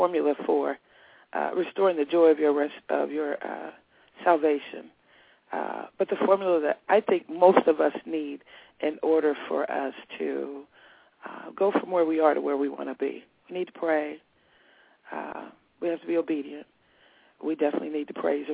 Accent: Indianapolis, Indiana, United States; moved away as an adult; also born or lived in Georgia; I'm from the Midwest, Indianapolis, Indiana, and lived in Georgia for several years and returned back to Indiana

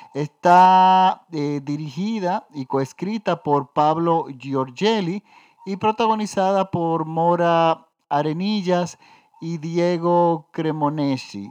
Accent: Dominican Republic; yo vivo en la República Dominicana

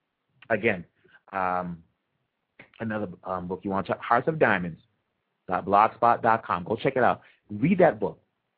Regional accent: Maniema, DR Congo; During the occupation by the Rwandan RCD Goma in Manyema, where I'm from, on my dad's side, I'm from Kasai.

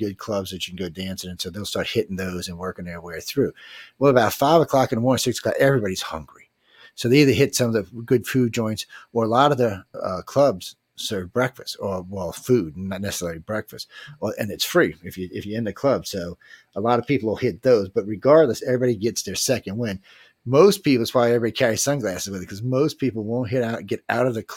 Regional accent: New Orleans, Louisiana, United States; I was from New Orleans

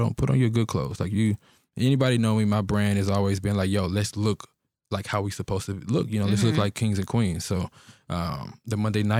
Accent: Pittsburgh, Texas, United States; So I'm originally from Pittsburgh, Texas

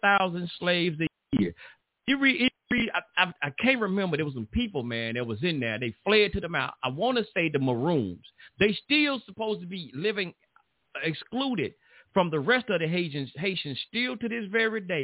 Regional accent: United States; I'm from America

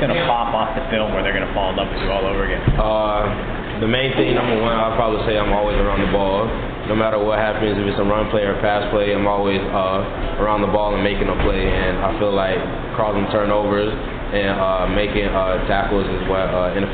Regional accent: St. Petersburg, Florida, United States; I'm actually from St. Petersburg. I played probably like 10 minutes away from here.

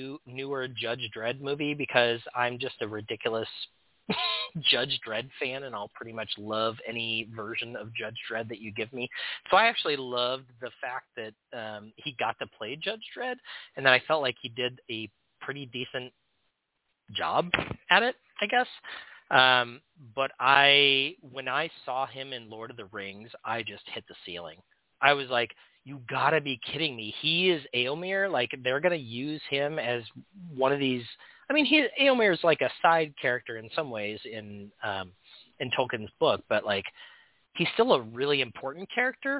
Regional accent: Portland, Oregon, United States; Portland, Oregon, my hometown

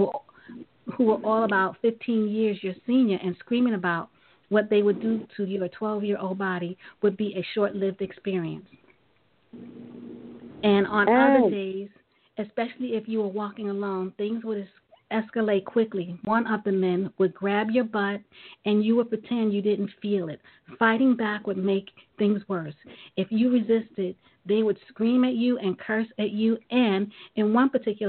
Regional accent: New York City, New York, United States; I was born and raised in Brooklyn, New York

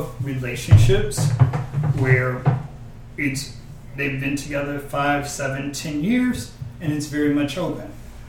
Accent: Detroit, Michigan, United States; I'm the oldest of five, I grew up in Detroit, well, whatever.

